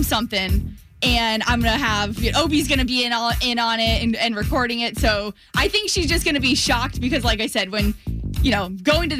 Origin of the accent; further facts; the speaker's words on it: Florida, United States; I grew up in Florida. My family's still over in the St. Pete area